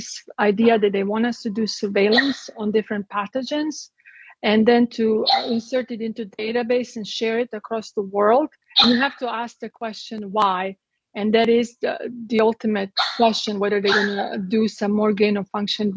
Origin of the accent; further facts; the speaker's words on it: Croatia; moved away as an adult; I'm from Croatia. I was born in Yugoslavia and I lived there under communism until I was 18 years old.